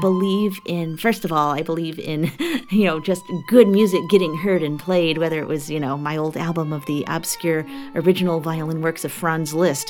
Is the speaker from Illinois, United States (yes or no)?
yes; Chicago, Illinois, United States; I come from Chicago where we have the Center for Black Music Research